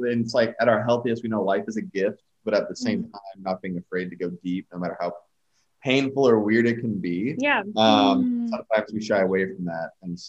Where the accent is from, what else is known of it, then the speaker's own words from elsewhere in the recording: Sacramento, California, United States; And so we're also both from the Sacramento area.